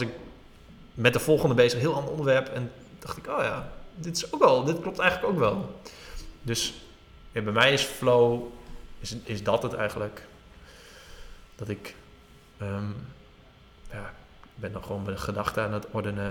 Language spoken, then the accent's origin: Dutch; Drenthe, Netherlands; Ik kom uit Drenthe